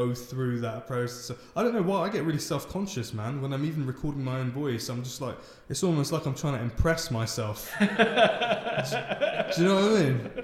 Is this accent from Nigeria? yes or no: no; London, United Kingdom; also born or lived in Ealing; I grew up in Wembley